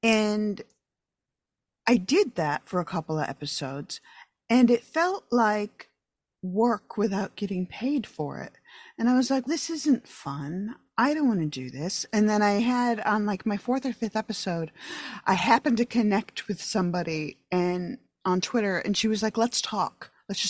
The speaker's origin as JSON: {"language": "English", "region": "New York", "country": "United States", "tie": "born or raised there", "moved": "as an adult", "said": "I grew up in upstate New York."}